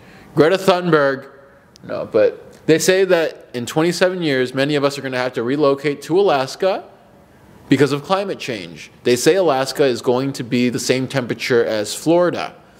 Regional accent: Mexico City, Mexico; born there; I was born in Mexico City, and I'm proud of this.

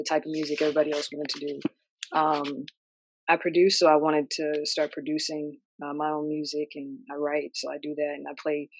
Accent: Indiana, United States; moved away as an adult; also born or lived in New York; now in Atlanta, United States; I'm originally from Indiana, but I'm currently in Atlanta right now.

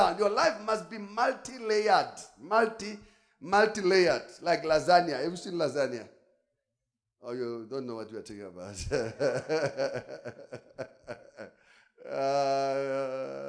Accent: South Africa; I'm South African

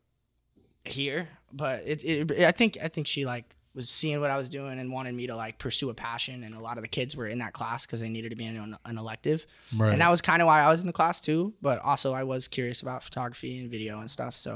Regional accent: Huntington Beach, California, United States; I'm from Huntington

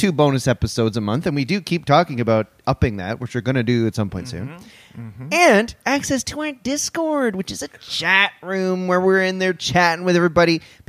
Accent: Orangeville, Ontario, Canada; I grew up in Orangeville. And everybody fucking talks like

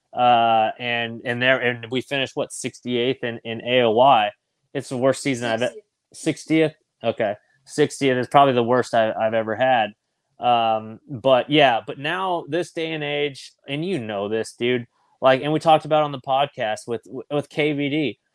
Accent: California, United States; Growing up in California

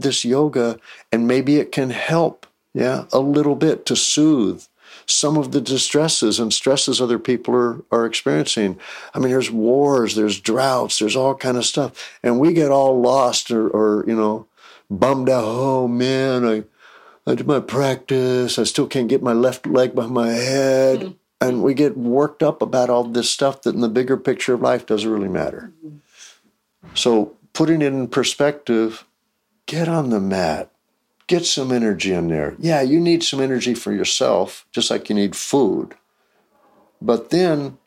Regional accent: Texas, United States; I grew up in Texas where sports are religion

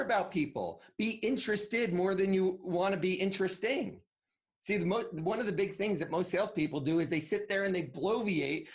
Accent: Northwest New Jersey, United States; I grew up in Northwest Jersey, so there were a lot of woods versus near the city

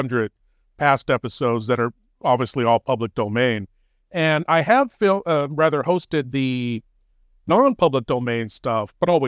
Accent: San Francisco Bay Area, California, United States; Ever since I was a kid, growing up in the San Francisco Bay Area, watching Bob Wilkins creature features in the 70s

